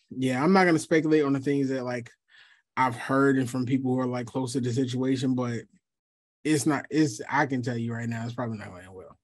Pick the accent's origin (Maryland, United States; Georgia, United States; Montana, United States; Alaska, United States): Georgia, United States; Atlanta; also born or lived in Philadelphia, Pennsylvania; I've been in Atlanta since I was, what, twelve, eleven